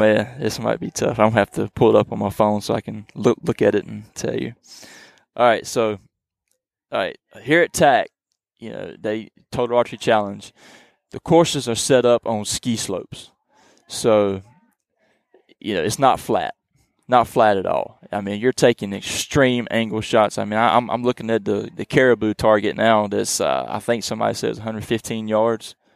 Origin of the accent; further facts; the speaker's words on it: eastern North Carolina, United States; I am from the eastern part of North Carolina. We call that the Coastal Plains region